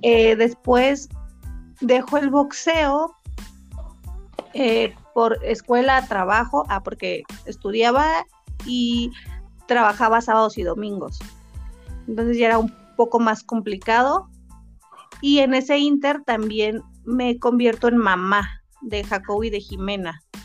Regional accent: San Juan del Río, Querétaro, Mexico; now in Tlalnepantla de Baz, Mexico; soy originaria de San Juan del Río Querétaro, pero represento orgullosamente al municipio de Clanepancla de Vaz

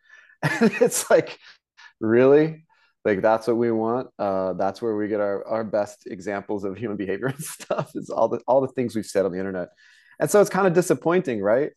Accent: Tulsa, Oklahoma, United States; I grew up in Oklahoma in the Cherokee Nation

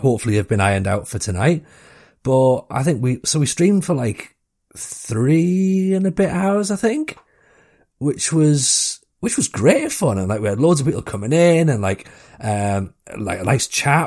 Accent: Washington, North East England, United Kingdom; accent: Northeast; I'm from Washington

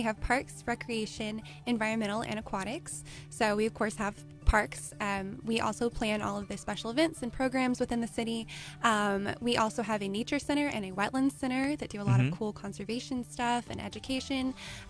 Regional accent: Fort Worth, Texas, United States; moved away as an adult; now in Baytown, United States; I'm actually from Fort Worth.

